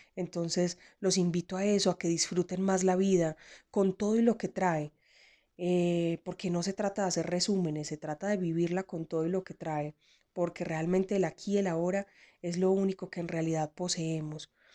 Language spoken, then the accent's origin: Spanish; Frontino, Antioquia, Colombia; now in Medellín, Colombia; nací en el municipio de Frontino, Antioquia, y vivo en la ciudad de Medellín eh, ya hace bastantes años